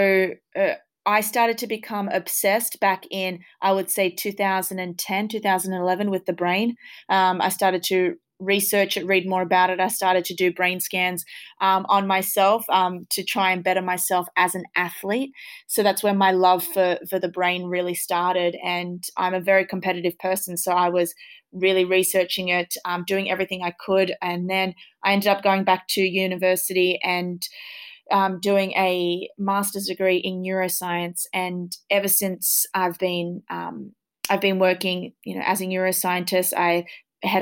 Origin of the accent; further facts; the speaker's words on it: Australia; born and raised in Australia